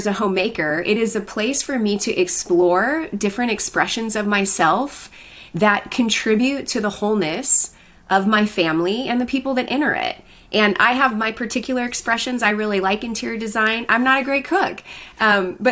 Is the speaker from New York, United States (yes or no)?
no; Colorado, United States; moved away as an adult; now in Southern California, United States; where I grew up in Colorado